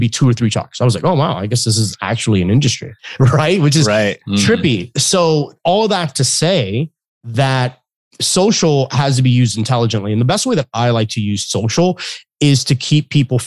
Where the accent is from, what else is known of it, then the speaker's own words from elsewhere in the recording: Florida, United States; I live in Florida. I was born and raised in Florida.